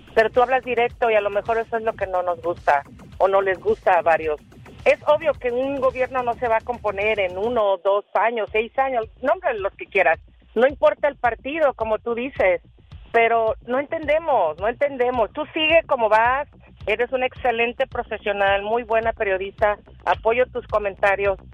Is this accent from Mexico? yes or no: yes; Mexico; now in Riverside, United States; Nosotros como mexicanos